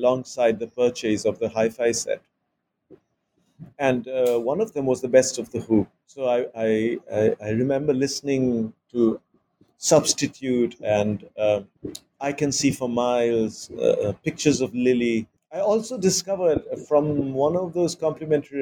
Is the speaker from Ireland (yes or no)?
no; Mumbai, Maharashtra, India; I was growing up in Bombay, which is in Maharashtra and not in Bengal